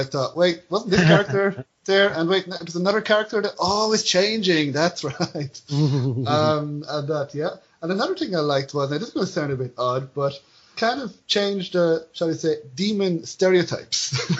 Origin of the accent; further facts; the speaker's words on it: Ireland; accent: Irish; As an Irish person, you have go to movies and have other people, try to give Irish accents.